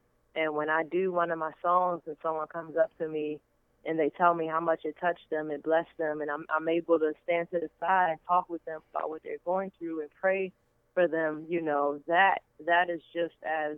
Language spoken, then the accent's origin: English; Baltimore, Maryland, United States; I'm from Baltimore, Maryland